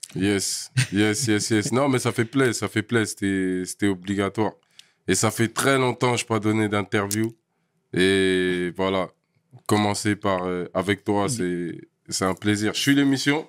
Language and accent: French; Paris region / Val-d'Oise, Île-de-France, France; also born or lived in L'Isle-Adam / Vigneux-sur-Seine; je suis né à Paris. Je suis né à Paris. On a d'abord habité dans des logements à Paris